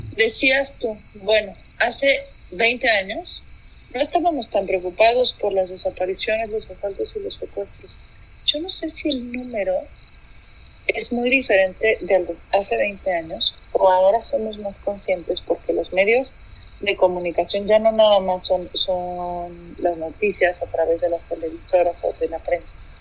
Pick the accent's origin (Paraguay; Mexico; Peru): Mexico; como mexicanos al menos hemos llegado